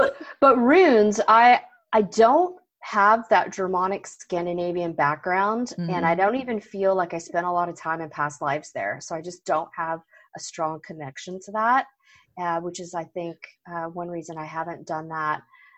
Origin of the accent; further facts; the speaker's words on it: Florida, United States; I grew up in Florida, so I'm